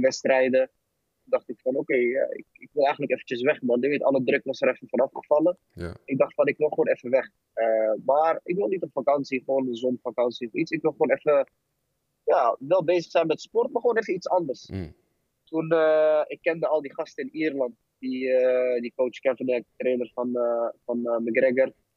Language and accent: Dutch; 's-Hertogenbosch, North Brabant, Netherlands; ik kwam uit Den Bosch, Ging daar naartoe, 15, 16 jaar